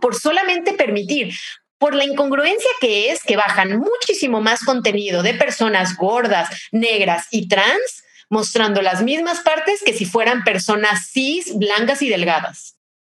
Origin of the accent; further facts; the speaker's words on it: Mexico; soy de México